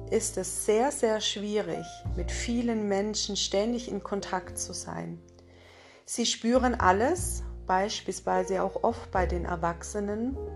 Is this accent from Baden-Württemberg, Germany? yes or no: yes; Isny im Allgäu, Baden-Württemberg, Germany; ich komme aus Isny im Allgäu und begleite viele Frauen und auch Männer in ihre wahre Essenz.